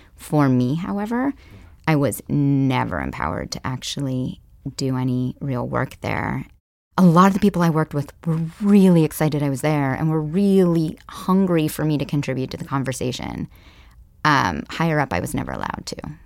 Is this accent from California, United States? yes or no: yes; Palo Alto, California, United States; also born or lived in Kenya; I grew up here in the Silicon Valley.